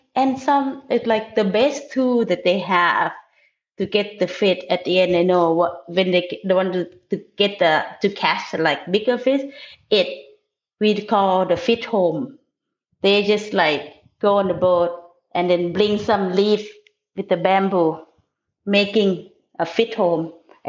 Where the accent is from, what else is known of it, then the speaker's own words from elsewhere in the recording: the South, United States; I grew up in the South and I love seafood